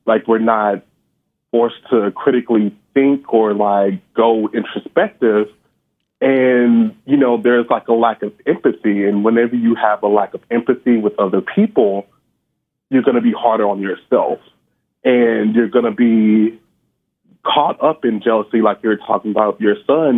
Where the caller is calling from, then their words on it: Houston, Texas, United States; I'm calling from Houston, Texas.